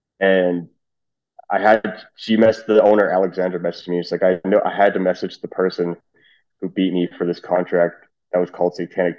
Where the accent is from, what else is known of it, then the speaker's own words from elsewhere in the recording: Trinidad & Tobago; It turns out we're both Trinidadian.